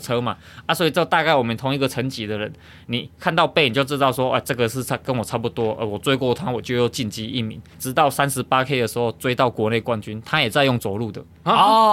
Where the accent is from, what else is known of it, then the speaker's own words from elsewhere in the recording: Taiwan; 我是台湾人